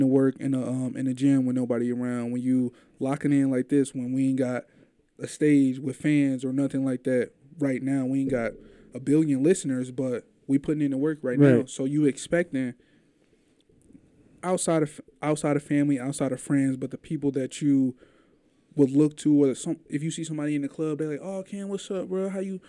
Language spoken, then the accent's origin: English; St. Louis, Missouri, United States; I'm from St. Louis, too.